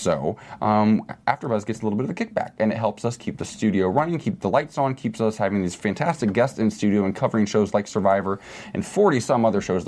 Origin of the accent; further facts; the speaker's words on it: Midwest, United States; I grew up in a religious community in the Midwest